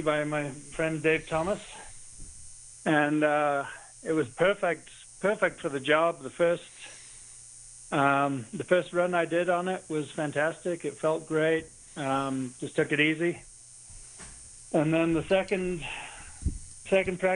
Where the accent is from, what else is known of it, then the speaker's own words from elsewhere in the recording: Laxey, Isle of Man; moved away as an adult; now in Verdi, United States; I'm originally from the Isle of Man, and I left there when I was 23